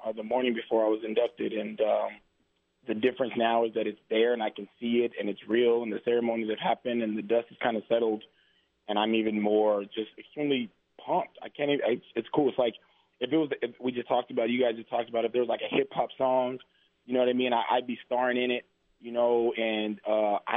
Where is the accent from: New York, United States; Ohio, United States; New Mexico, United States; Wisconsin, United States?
New Mexico, United States; Roswell; born or raised there